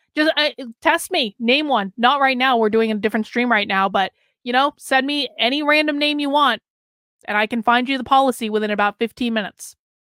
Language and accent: English; Vermont, United States; my home state of Vermont